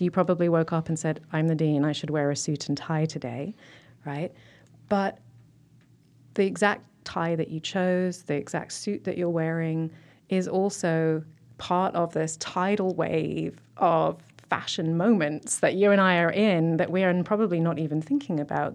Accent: South East England, United Kingdom; moved away as an adult; now in Lansing, United States; I grew up in Southeast England

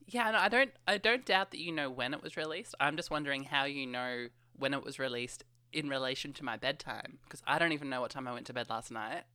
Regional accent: Australia; I never actually say g'day in real life. In Australia

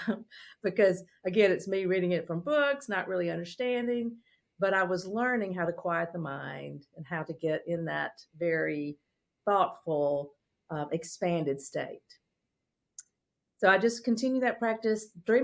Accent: Mississippi, United States; I grew up in Mississippi in a small town

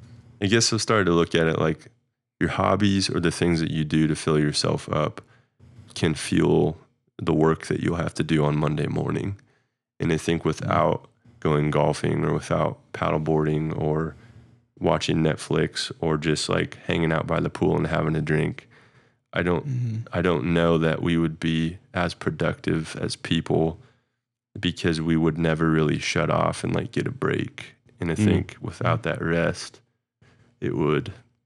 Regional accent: Midwest, United States; Maybe it was the way we were raised in the Midwest

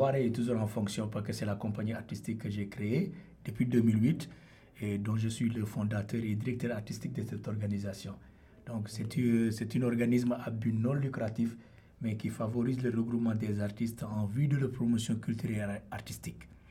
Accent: Senegal; moved away as an adult; now in Toronto, Canada; je viens du Sénégal, de l'ouest du continent africain.

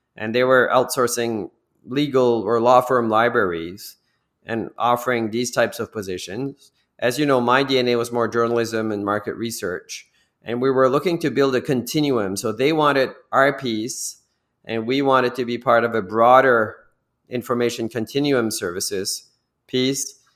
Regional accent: New Brunswick, Canada; moved away as an adult; also born or lived in Toronto

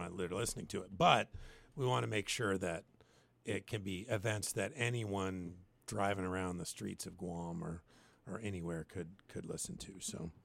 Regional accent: the Northwest, Pacific Northwest, United States; moved away; also born or lived in Alaska; I come from the Northwest, and the Northwest always ranks highest for one of the most unchurched places in the country

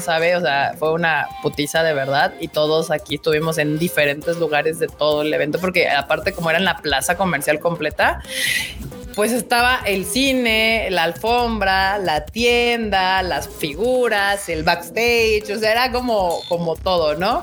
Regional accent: Mexico; tenía que cumplir mi deber como mexicana

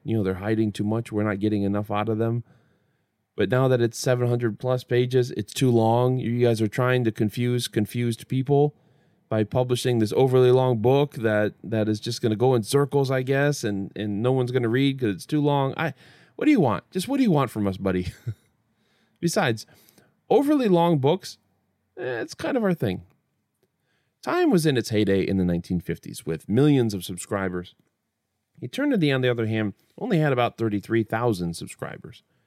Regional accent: Midwest, United States; I'm from the Midwest

